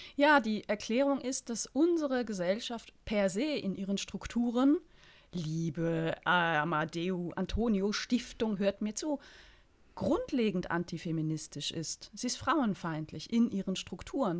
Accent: Berlin, Germany; als Berlinerin

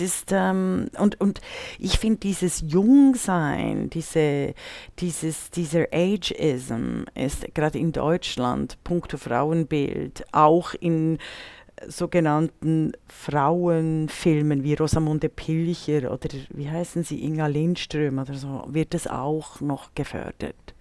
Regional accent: Bern, Switzerland; moved away; der Brunnen in Bern erfreut mein Herz, wenn ich in meiner Heimatstadt bin

